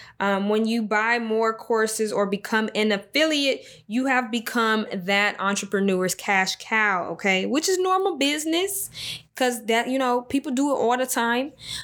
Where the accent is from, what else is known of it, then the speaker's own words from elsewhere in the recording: Jacksonville, North Carolina, United States; born there; I was born in Jacksonville, North Carolina, just for the people that don't know, that's just now joining.